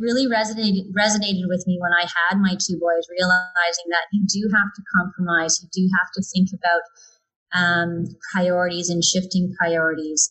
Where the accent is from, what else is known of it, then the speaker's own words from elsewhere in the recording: Calgary, Alberta, Canada; I grew up around the Fish Creek area